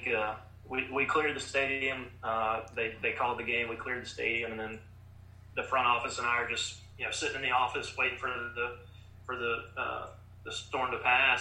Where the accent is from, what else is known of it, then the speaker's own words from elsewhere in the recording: Mobile, Alabama, United States; moved away as an adult; also born or lived in Helena, Montana / Nashville; My first internship in baseball was with my hometown Mobile Bay Bears